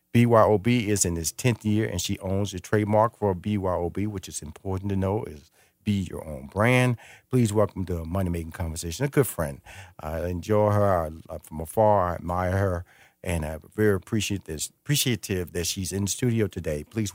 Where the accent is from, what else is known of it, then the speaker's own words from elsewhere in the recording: Missouri City, Texas, United States; This is important because I grew up near Missouri City.